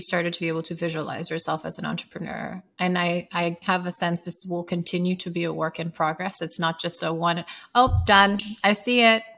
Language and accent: English; Sierra Leone; moved away; growing up in Sierra Leone